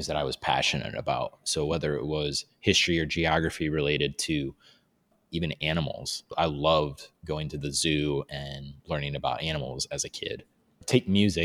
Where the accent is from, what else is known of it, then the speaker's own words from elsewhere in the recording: Fort Wayne, Indiana, United States; I was born and raised in Fort Wayne, Indiana